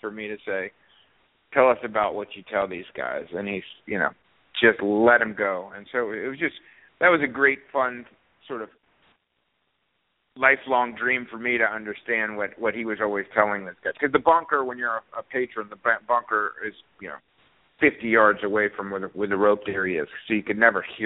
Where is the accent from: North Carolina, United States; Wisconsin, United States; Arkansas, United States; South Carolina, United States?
South Carolina, United States; Beaufort; as a kid growing up in Beaufort, South Carolina